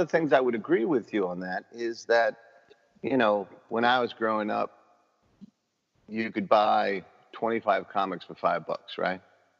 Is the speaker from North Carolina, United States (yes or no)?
no; New York City, New York, United States; I grew up in Morris Park, but my early marital days were right there along Morris Park.